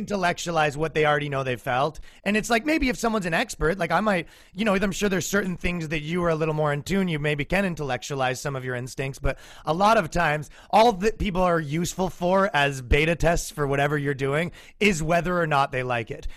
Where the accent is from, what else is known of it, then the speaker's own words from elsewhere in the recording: Canada; moved away as an adult; now in United States; me being a Canadian in America.